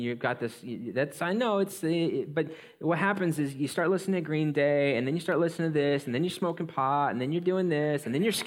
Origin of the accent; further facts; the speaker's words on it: Coeur d'Alene, Idaho, United States; I grew up in North Idaho, Coeur d'Alene